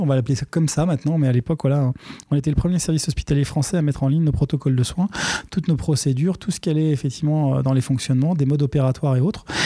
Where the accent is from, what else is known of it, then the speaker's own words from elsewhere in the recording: Aubervilliers, Île-de-France, France; je suis né et j'ai grandi à Aubervilliers